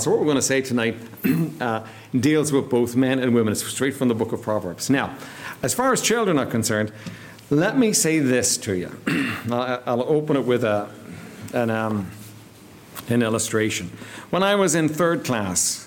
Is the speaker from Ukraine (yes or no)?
no; Ireland; we're Irish